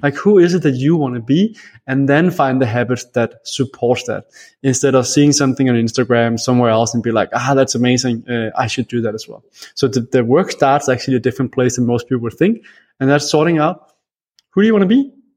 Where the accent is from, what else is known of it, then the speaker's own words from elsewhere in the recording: Denmark; I am from Denmark, and I love Denmark, but Denmark gets very cold